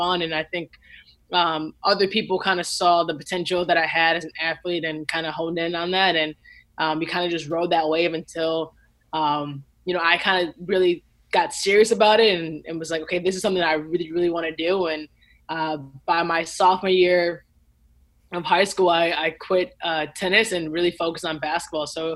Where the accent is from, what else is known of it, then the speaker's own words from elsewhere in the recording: Lincolnwood, Illinois, United States; I grew up in Lincolnwood, Illinois. It's the closest suburbs to Chicago